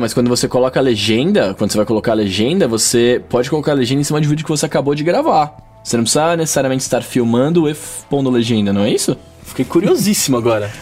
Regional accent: São Paulo, Brazil; eu sou de São Paulo

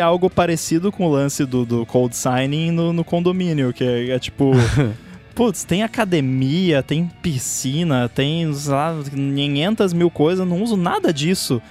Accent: Brazil; eu sou do Brasil

